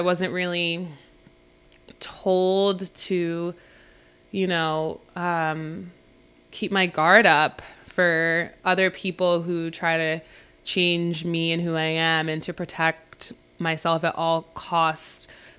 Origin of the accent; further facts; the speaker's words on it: New Rochelle, New York, United States; also born or lived in Princeton, New Jersey / Monroe Township, New Jersey / Virginia; growing up in New Rochelle to growing up in Princeton, and then to growing up to Monroe Township, and then growing up and then coming up to Virginia, and then going back to Princeton at a different school